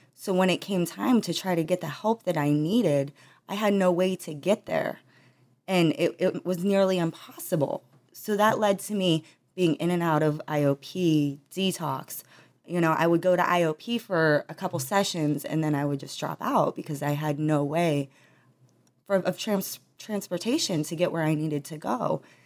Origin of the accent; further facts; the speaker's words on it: Trumbull County, Ohio, United States; I was born in Trumbull County, Ohio